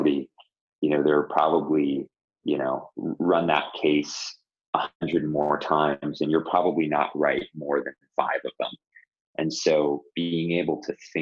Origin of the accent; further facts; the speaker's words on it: Toronto, Ontario, Canada; moved away; Toronto, which is my hometown